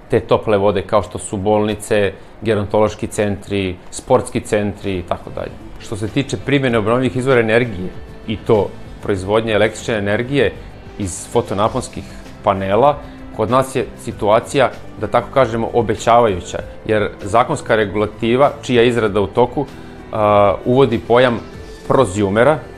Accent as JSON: {"language": "Croatian", "country": "Serbia", "said": "kod nas u Srbiji"}